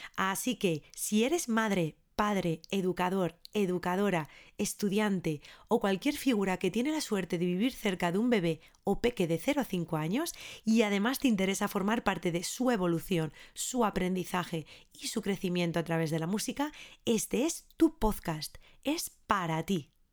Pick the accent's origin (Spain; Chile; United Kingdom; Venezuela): Spain; Ávila, Castile and León; nací en Ávila en el año 1986